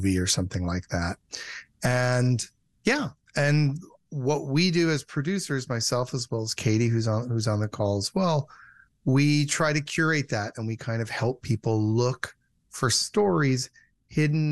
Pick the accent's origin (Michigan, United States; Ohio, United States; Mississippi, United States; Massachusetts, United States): Michigan, United States; moved away; also born or lived in California; I'm from Michigan and I was living in California and I went home to Michigan